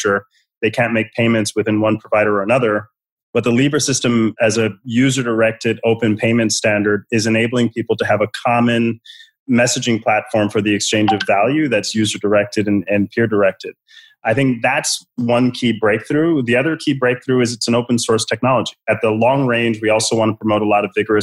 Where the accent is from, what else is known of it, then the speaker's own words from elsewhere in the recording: Puerto Rico; now in United States; I'm from Puerto Rico originally, and I have family on the island.